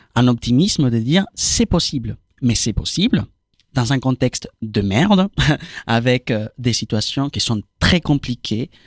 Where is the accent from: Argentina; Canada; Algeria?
Argentina; French is a second language; moved away as an adult; now in France; moi, je viens d'Argentine